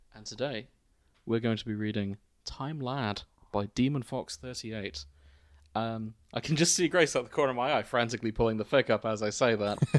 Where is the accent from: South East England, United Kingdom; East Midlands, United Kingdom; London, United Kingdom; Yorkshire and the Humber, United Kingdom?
Yorkshire and the Humber, United Kingdom; Hull; our hometown